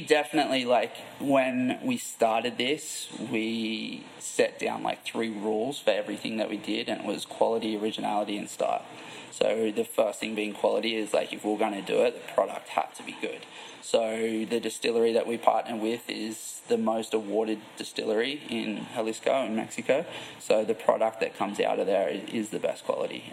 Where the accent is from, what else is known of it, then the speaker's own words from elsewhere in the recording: Port Macquarie, New South Wales, Australia; moved away as an adult; also born or lived in Gold Coast, Queensland, Australia; now in California, United States; I'm from Australia originally, from a little town called Port Macquarie. And after I finished school, I lived on the Gold Coast for ten years, and then moved to California.